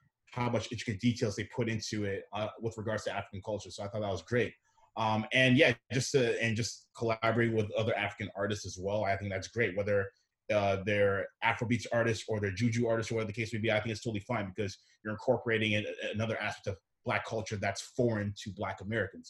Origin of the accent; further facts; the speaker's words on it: Canada; I'm half Ghanaian, half Nigerian, born and raised in Canada